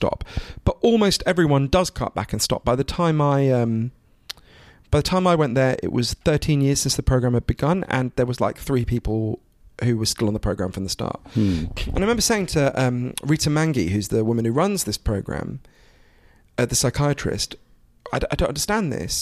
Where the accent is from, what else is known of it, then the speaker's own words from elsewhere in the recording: United Kingdom; also born or lived in Switzerland (ancestry) / United States; I'm obviously British and I spend a lot of my time here in the US